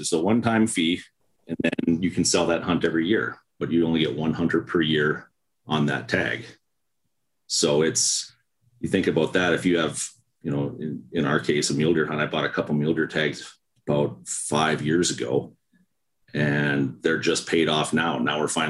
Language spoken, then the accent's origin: English; Winnipeg, Manitoba, Canada; also born or lived in Calgary; I was born in Winnipeg and Manitoba.